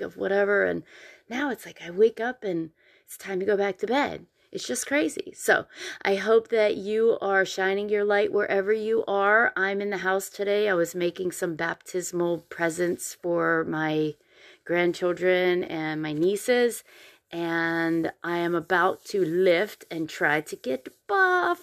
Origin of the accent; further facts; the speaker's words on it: Pennsylvania, United States; now in Columbia, United States; I grew up in Pennsylvania, so it is different here